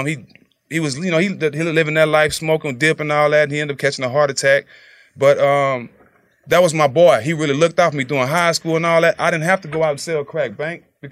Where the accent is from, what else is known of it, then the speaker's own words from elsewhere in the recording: Port Arthur, Texas, United States; I was in my hometown, Port Arthur.